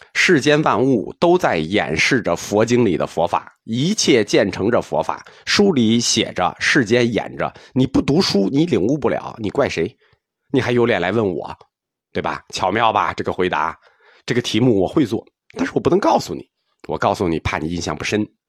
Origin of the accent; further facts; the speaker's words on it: China; 我们中国人